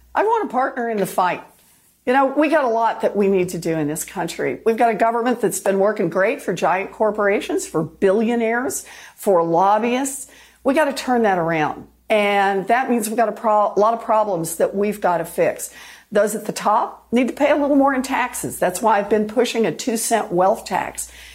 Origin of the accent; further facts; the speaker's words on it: Oklahoma, United States; moved away; I was born and raised in Oklahoma